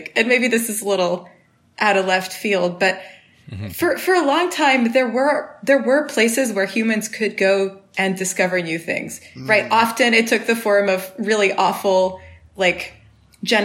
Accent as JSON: {"language": "English", "country": "Switzerland", "tie": "born or raised there", "also_born_or_lived": "Canada", "moved": "as an adult", "lives_now": "United States", "said": "I'm also Swiss because I lived there for a long time, 18 years"}